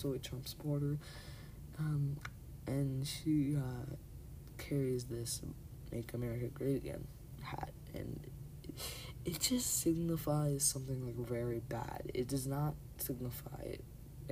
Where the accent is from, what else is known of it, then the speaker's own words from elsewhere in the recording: Canada; I'm Canadian, I'm not even American